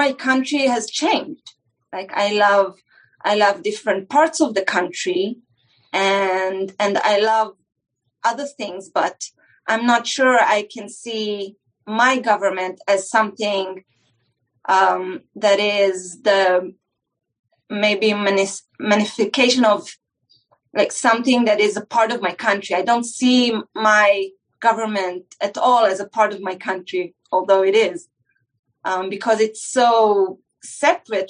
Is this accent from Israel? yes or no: yes; Israel; because here in Israel, you turn 18